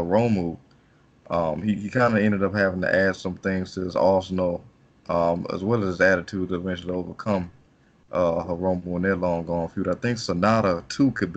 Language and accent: English; United States; As an American